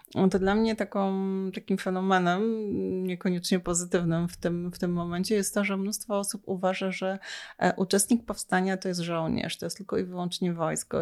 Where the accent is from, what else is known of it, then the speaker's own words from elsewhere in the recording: Lower Silesian Voivodeship, Poland; moved away as an adult; now in Warsaw, Poland; ja pochodzę z Dolnego Śląska